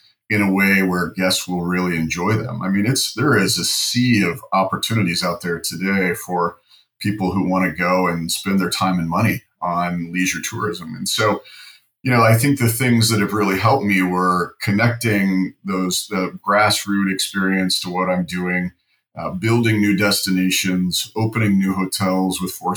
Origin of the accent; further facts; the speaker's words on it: Ohio, United States; moved away; I was from Ohio